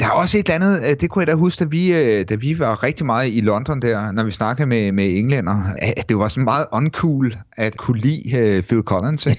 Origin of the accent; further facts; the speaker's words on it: Mogenstrup, Zealand, Denmark; drengeværelset hjemme i Mogenstrup, øh, sådan starten midt halvfemserne